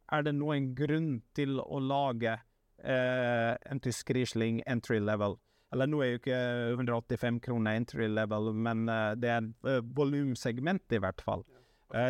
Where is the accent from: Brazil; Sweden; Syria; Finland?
Finland; now in Norway; en kultur som jeg vokste opp med hjemme i Finland